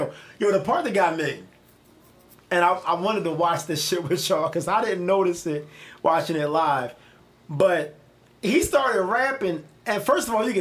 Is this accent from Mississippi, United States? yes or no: no; Philadelphia, Pennsylvania, United States; as a Philadelphian, as a Philly nigga